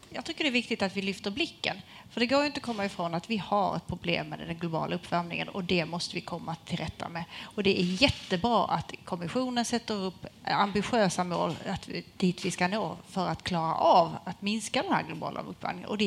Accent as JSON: {"language": "Swedish", "region": "Skåne", "country": "Sweden", "said": "så måste jag ju ändå som skåning säga att det sker innovationer i hela landet."}